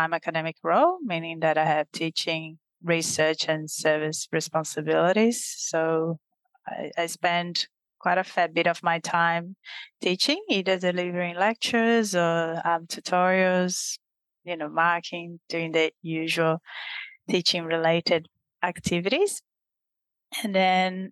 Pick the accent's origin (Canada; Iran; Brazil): Brazil; moved away; the experience of living in Brazil, growing up in Brazil itself, has certainly shaped who I am